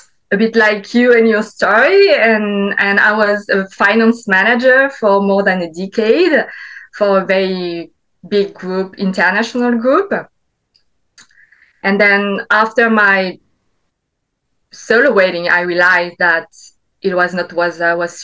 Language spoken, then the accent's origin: English; French Alps, France; I grew up in the French Alps. My dad is Vietnamese. My mom is French